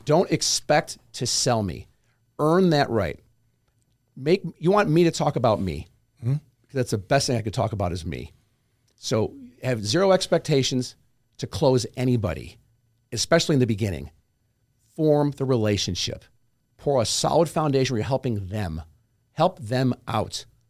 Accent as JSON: {"language": "English", "region": "New York", "country": "United States", "said": "I'm from New York"}